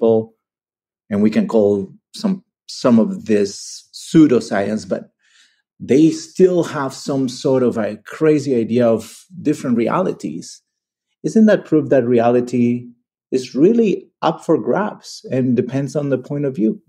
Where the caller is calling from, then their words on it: Barcelona, Catalonia, Spain; English is a second language; I am a listener from Barcelona.